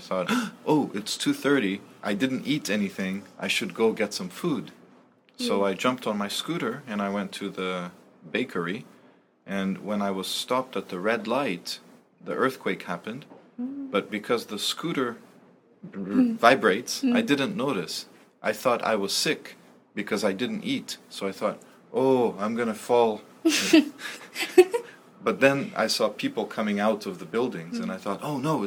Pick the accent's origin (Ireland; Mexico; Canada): Canada; also born or lived in Brazil; now in Japan; I'm Canadian, but I was born in Brazil.